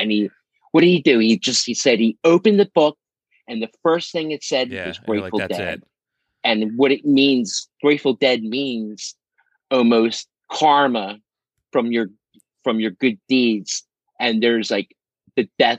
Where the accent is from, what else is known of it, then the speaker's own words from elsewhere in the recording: Philadelphia, Pennsylvania, United States; I grew up in South Philadelphia near the stadiums.